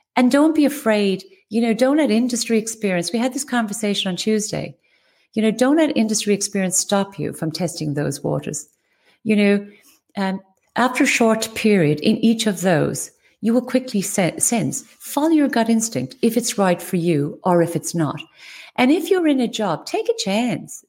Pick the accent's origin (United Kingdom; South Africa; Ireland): Ireland; West Cork, Munster; moved away; I was born in West Cork in Ireland. I was raised as one of eleven children